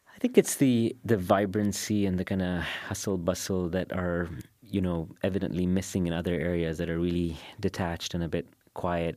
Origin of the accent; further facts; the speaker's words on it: Dubai, United Arab Emirates; I grew up in Karama and I live in Bur Dubai